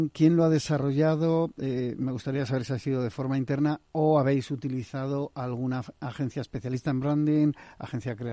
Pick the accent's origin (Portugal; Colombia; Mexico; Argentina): Portugal; Spanish is a second language